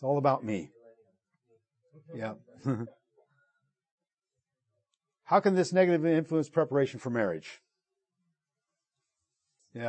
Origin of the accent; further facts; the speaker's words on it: Italy; moved away; I grew up in Italy, and we loved Italian foods and gourmet food